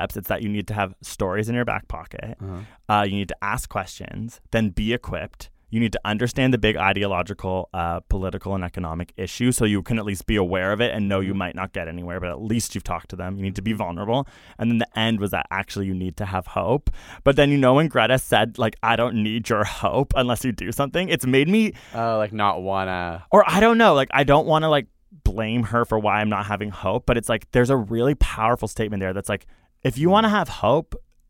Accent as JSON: {"language": "English", "country": "Canada", "said": "We're Canadian."}